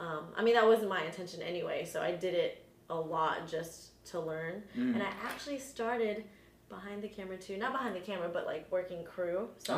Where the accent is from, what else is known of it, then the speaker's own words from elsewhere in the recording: Houston, Texas, United States; also born or lived in Newark, New Jersey; But I was only there until I was 10, and then I moved to Texas with my family.